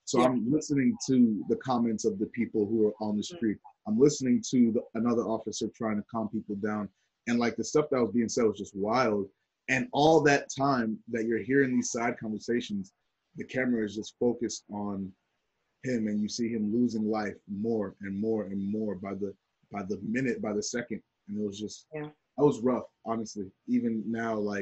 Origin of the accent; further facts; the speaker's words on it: New Jersey, United States; I am a Nigerian American man of Nigerian descent, born in New Jersey